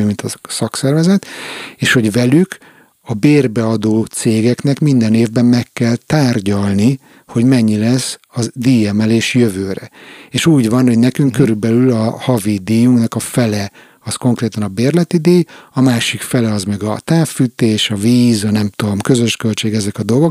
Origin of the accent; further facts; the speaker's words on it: Hungary; now in Stockholm, Sweden; én is magyar vagyok